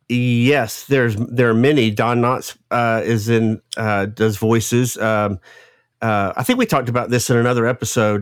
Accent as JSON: {"language": "English", "region": "the South", "country": "United States", "tie": "born or raised there", "accent": "Southern", "said": "growing up in the South, you know, with a, I have, I have a pretty, uh, southern, a big Southern accent"}